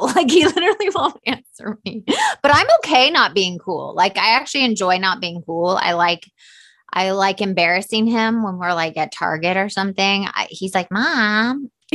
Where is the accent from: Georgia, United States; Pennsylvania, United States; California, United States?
Georgia, United States; Atlanta; moved away as an adult; now in Los Angeles, United States; I'm from Atlanta, Georgia, so I grew up in the South